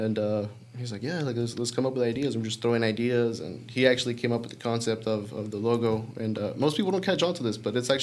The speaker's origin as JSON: {"language": "English", "town": "Dalton", "region": "Georgia", "country": "United States", "tie": "born or raised there", "said": "I was actually born and raised here in Dalton, Georgia"}